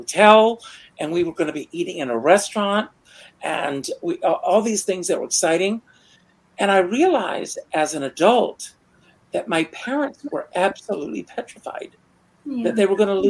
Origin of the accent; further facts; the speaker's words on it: Myrtle Beach, South Carolina, United States; moved away; I grew up in Myrtle Beach